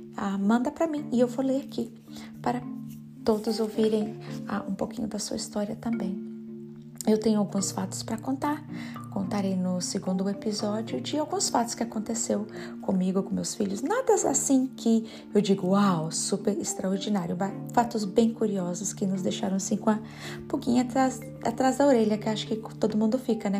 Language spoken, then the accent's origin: Portuguese; Gama, Federal District, Brazil; moved away as an adult; now in Richmond, United States; eu sou brasileira, claro, ah, de Brasília, ah, nascida na cidade do Gama, mas ah, saí do Brasil com 28 anos